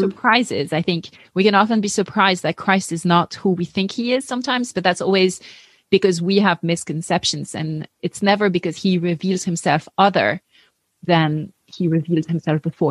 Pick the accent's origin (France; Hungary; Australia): France; English is a second language; moved away as an adult; also born or lived in Paris, France; now in United States; I grew up atheist in France